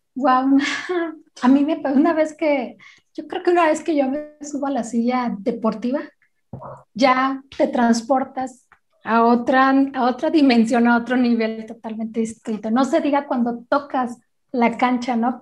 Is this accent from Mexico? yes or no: yes; Guadalajara, Jalisco, Mexico; soy de Guadalajara, Jalisco